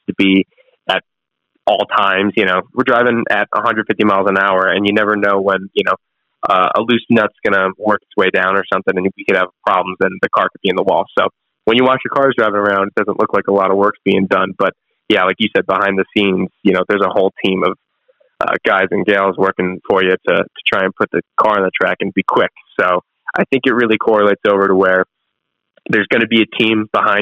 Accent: Chicago, Illinois, United States; moved away; I'm from Chicagoland area originally

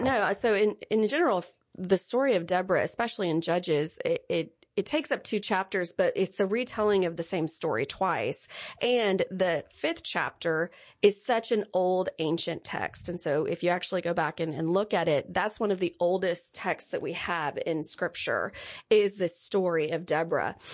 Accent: Lindale, Texas, United States; I'm from Lindale, Texas

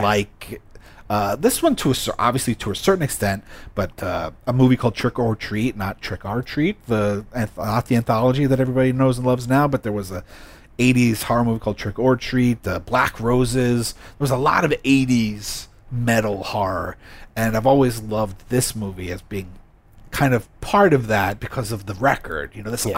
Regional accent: United States; me as an American

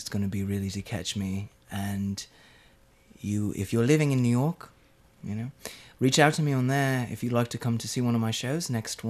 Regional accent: Leeds, Yorkshire and the Humber, United Kingdom; born there; I'm 24 and I was born in Leeds.

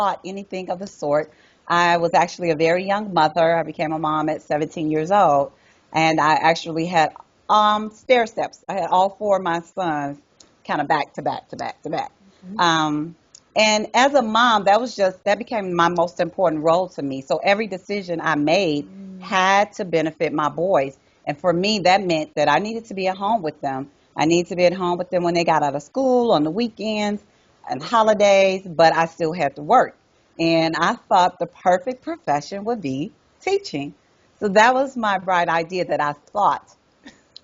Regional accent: Chicago, Illinois, United States; now in North Carolina, United States; I'm from Chicago, yes. Proud. I have not even written on my bio that I am living in North Carolina because I'm Chi-Town

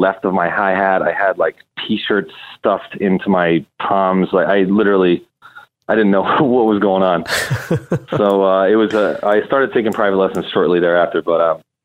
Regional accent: Basking Ridge, New Jersey, United States; also born or lived in Williamsburg, Brooklyn; now in Brooklyn, United States; I was born and raised in Basking Ridge, New Jersey

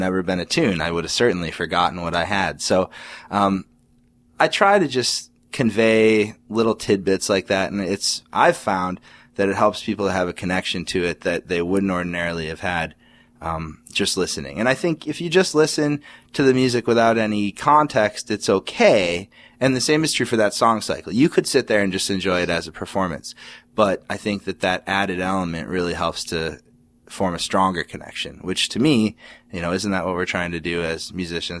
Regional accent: Orchard Park, New York, United States; now in Rochester, United States; I grew up just outside of Buffalo in Orchard Park, New York.

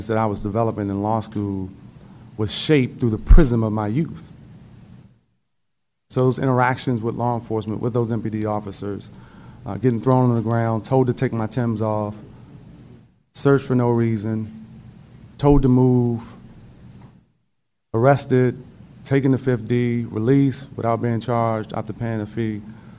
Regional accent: Washington, District of Columbia, United States; When I grew up in the District of Columbia

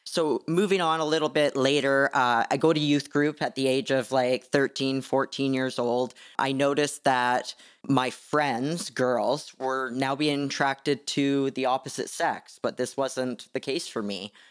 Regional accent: Canada; being Canadian.

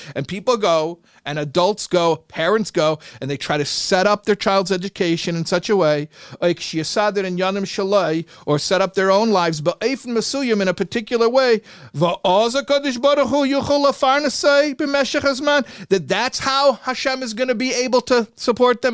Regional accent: Chicago, Illinois, United States; I grew up in Chicago

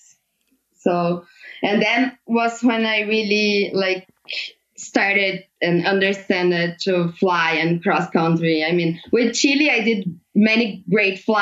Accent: near Andradas, Minas Gerais, Brazil; my hometown in Andradas

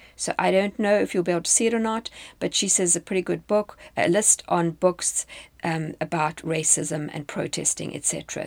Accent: South Africa; moved away as an adult; now in United States; When I was in South Africa, this would obviously have applied to me as a South African

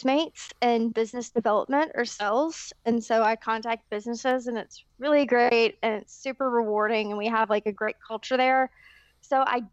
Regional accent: Sikeston, Missouri, United States; I am originally from Sykeston, Missouri

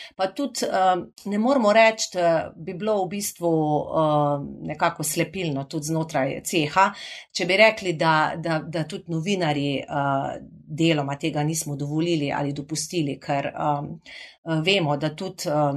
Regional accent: Carinthia, Koroška, Slovenia; accent: Carinthian melody; To, da sem Korošica

